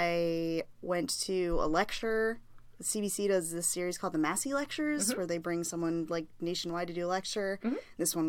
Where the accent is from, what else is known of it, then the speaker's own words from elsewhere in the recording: Colorado, United States; moved away; I am from Colorado.